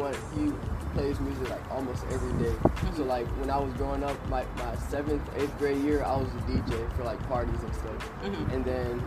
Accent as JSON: {"language": "English", "town": "Tampa", "region": "Florida", "country": "United States", "tie": "born or raised there", "also_born_or_lived": "Atlanta / West Palm Beach", "said": "I've lived in Tampa all my life"}